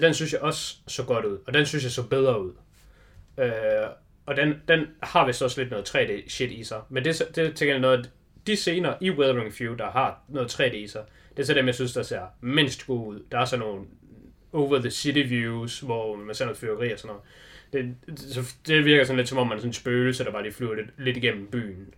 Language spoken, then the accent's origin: Danish; Denmark; vi er jo danskere